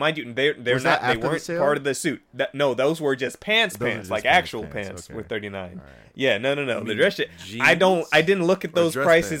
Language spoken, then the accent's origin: English; United States; I'm American.